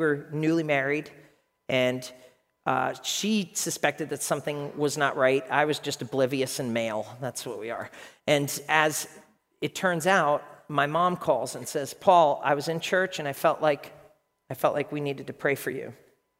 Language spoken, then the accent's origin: English; Ireland; Let me tell you a story, because I'm Irish.